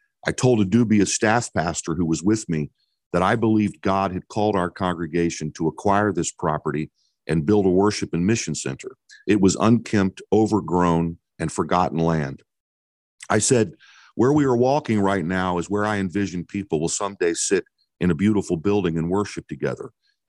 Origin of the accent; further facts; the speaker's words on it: Midwest, United States; So my wife, Sharon, and I were raised in the Midwest